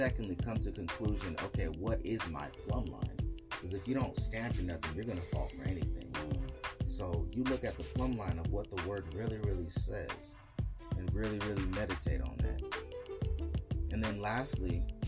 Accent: Salinas, California, United States; I'm from Salinas, Cali

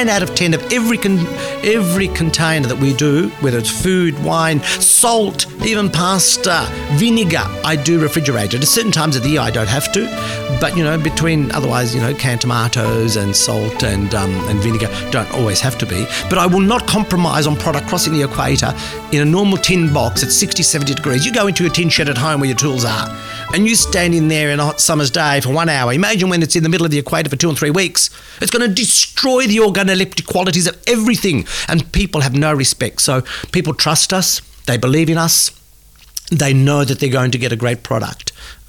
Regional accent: Australia; because, you know, we come from Australia.

